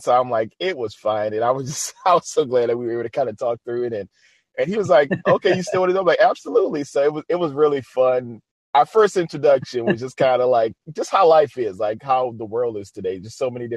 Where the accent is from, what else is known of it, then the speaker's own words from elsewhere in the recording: New Orleans, Louisiana, United States; my hometown, which is New Orleans.